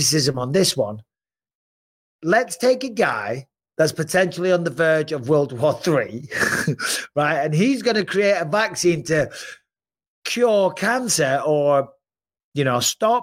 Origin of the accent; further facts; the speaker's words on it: England, United Kingdom; now in United States; being English